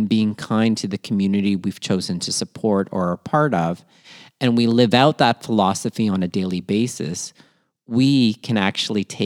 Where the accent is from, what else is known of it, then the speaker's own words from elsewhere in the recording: Toronto, Ontario, Canada; also born or lived in Manila, Philippines; born in Manila, Philippines, raised in Toronto, Canada, and schooled all over southwestern